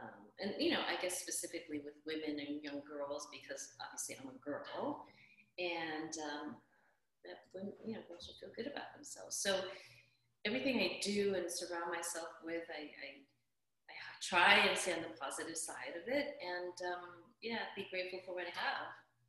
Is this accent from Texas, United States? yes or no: yes; Austin, Texas, United States; born there; I'm originally from back east. I was born in Austin, Texas. I now live out on the West Coast, Southwest. Kind of moved around.